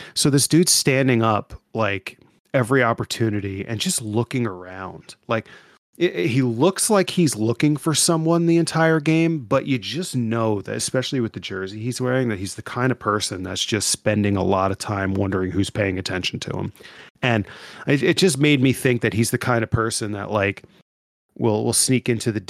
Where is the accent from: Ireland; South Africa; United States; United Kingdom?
United States; Ohio; I'm from, I hail from Ohio.